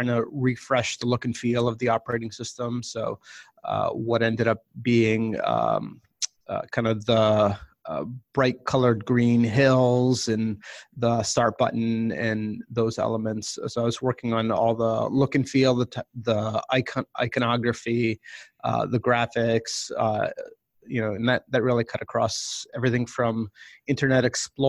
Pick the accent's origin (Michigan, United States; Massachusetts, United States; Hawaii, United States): Massachusetts, United States; Boston; I grew up in the Boston area